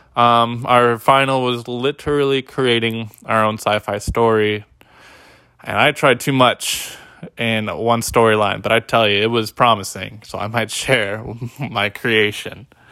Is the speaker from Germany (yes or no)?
no; Bay Area, California, United States; moved away as an adult; also born or lived in Humboldt, California / Riverside, California; now in Salem, United States; I had previously lived from the Bay Area where I was born and raised